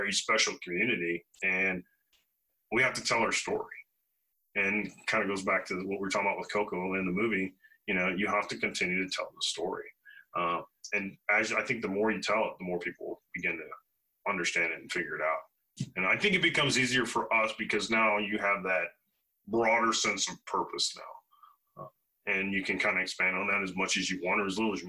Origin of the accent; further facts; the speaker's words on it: Hillsboro, Illinois, United States; moved away; I grew up in Hillsboro, Illinois, which is about an hour north of St. Louis and an hour south of Springfield.